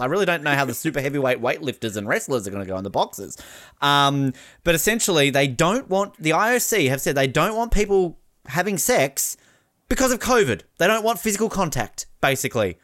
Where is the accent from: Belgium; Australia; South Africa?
Australia; As an Australian